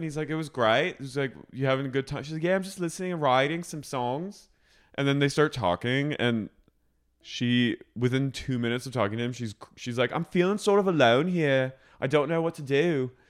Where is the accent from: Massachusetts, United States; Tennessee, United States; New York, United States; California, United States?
California, United States; Los Angeles; I'm from Los Angeles, America.